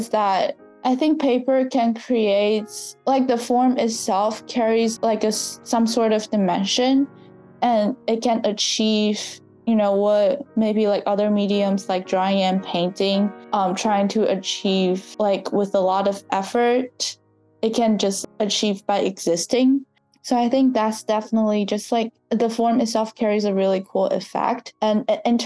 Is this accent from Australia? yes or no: no; southern China, China; moved away; I was born and raised in southern China. My hometown was in like southern coastal China